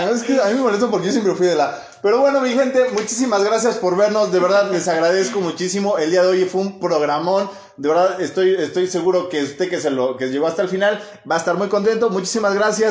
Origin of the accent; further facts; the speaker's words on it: Tetela de Ocampo, Puebla, Mexico; tenemos los tetelenses